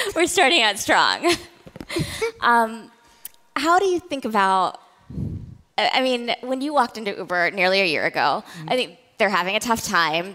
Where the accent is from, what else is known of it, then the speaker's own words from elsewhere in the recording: the South, United States; I was born to immigrant parents. I grew up in the South